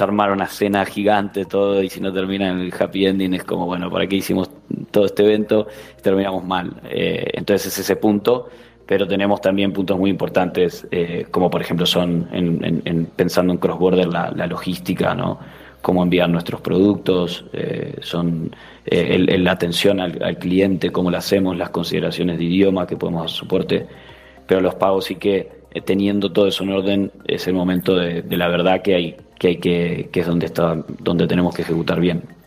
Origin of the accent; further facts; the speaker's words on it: Uruguay; moved away as an adult; also born or lived in São Paulo, Brazil; now in Spain; vengo de, nacido en Uruguay, pero de padres gallegos.